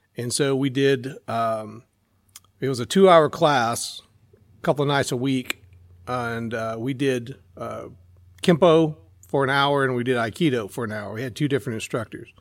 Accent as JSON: {"language": "English", "region": "Central Texas", "country": "United States", "tie": "born or raised there", "also_born_or_lived": "Temple, Texas", "said": "I grew up in Central Texas"}